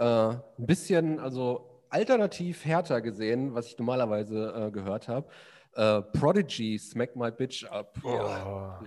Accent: Recklinghausen, North Rhine-Westphalia, Germany; in meine Heimat, nach Recklinghausen

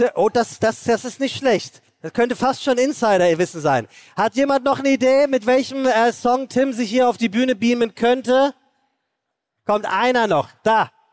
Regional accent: Hesse, Germany; Ich bin Hesse

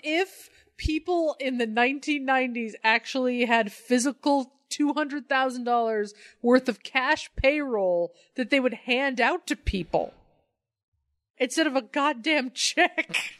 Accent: Colorado, United States; moved away; I grew up in Colorado.

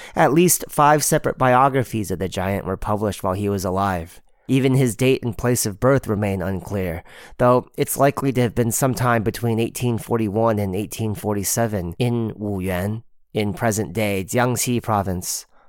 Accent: Bournemouth, South West England, United Kingdom; in Bournemouth, my hometown

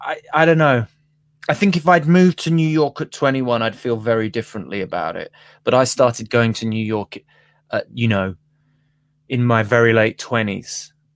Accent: London, United Kingdom; So I'm back to being a Londoner for the foreseeable, you know?

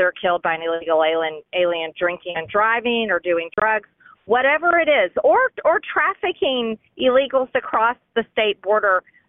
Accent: Georgia, United States; my home state of Georgia

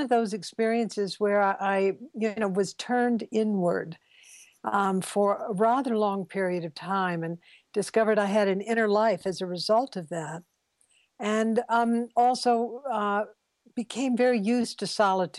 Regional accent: the South, United States; I was brought up in the South, which was a very racist world

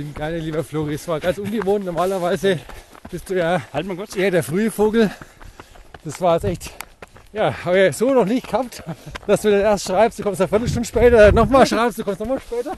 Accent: Franconia, Bavaria, Germany; Bei uns in Franken

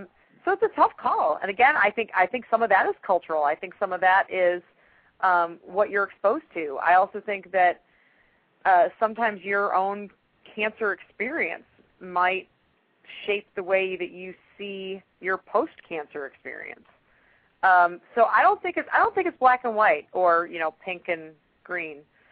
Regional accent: Chicago, Illinois, United States; now in Atlanta, United States; I mean, I'm in Atlanta. I'm originally from Chicago. And I've now been in Atlanta long enough to realize that, you know, stuff is different in the South sometimes.

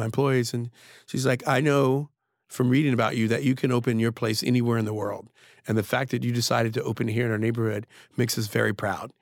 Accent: Trenton, New Jersey, United States; moved away; I grew up in Trenton during the crack era

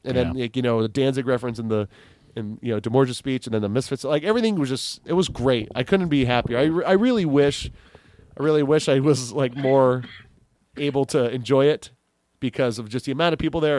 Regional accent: Kailua, Hawaii, United States; I was like, "Oh, I am from Kailua."

